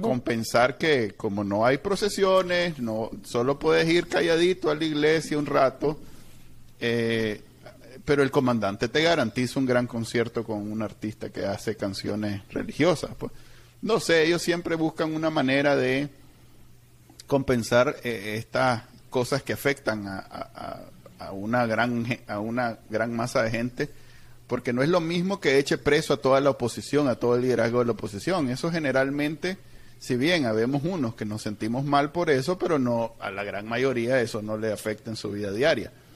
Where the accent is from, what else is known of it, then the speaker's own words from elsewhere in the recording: Managua, Nicaragua; moved away as an adult; yo soy de Managua